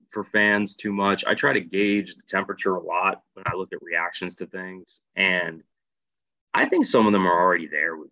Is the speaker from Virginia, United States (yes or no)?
yes; Virginia, United States; I'm from Virginia